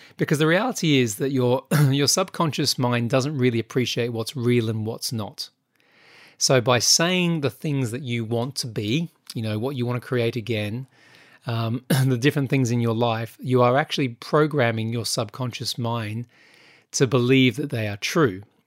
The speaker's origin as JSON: {"language": "English", "country": "Australia", "moved": "yes", "lives_now": "United Kingdom", "said": "being an Australian"}